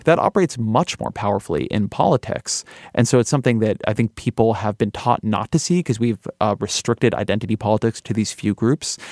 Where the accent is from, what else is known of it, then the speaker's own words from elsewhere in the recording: California, United States; I'm Californian and I'm Jewish